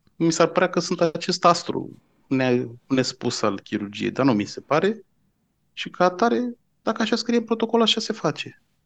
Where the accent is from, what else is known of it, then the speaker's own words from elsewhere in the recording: Bucharest, Romania; eu sunt din București